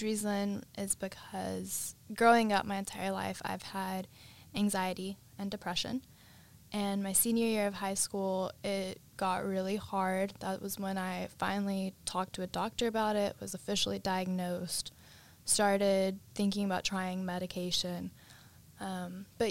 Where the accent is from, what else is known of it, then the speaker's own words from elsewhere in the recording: Cleburne, Texas, United States; now in Austin, United States; I'm from Cleburne, Texas, which is a really small town kind of near Fort Worth